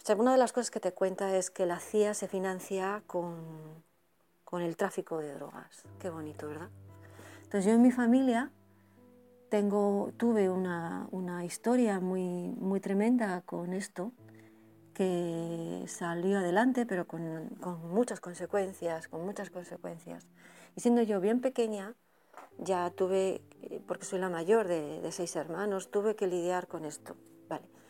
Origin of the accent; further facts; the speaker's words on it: Spain; now in Burgos, Spain; te he escrito un par de correos desde, desde Burgos